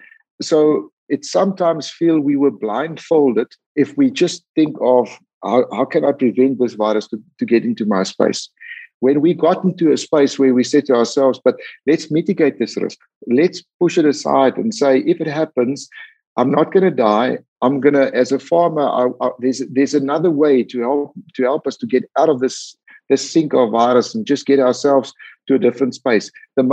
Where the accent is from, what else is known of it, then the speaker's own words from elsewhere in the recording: South Africa; as South African pig farmers, we know we have it.